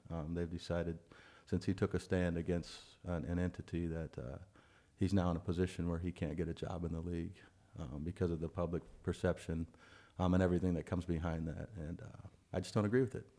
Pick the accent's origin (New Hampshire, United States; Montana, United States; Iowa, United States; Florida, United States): Iowa, United States; we're all from Iowa